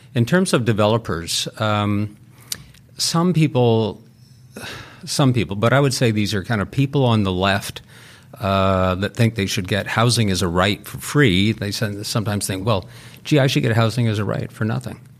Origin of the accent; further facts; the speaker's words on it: Vancouver, British Columbia, Canada; I grew up in Vancouver.